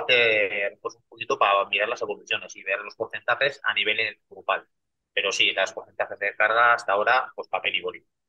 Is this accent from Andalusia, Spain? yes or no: no; Basque Country, Spain; Yo, como soy vasco